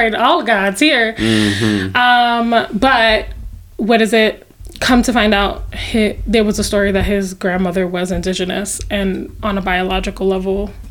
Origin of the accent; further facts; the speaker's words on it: New York City, New York, United States; moved away as an adult; also born or lived in Lower East Side, New York / Harlem, New York; now in Colorado Springs, United States; I grew up in the South Bronx, the first like 8 years of my life